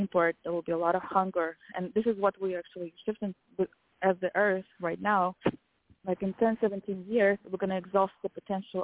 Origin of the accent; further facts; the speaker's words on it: Kazakhstan; I'm from Kazakhstan